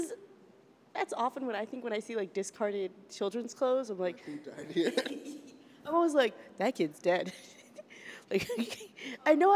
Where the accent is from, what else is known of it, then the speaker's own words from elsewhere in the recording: the South, United States; I'm from the South.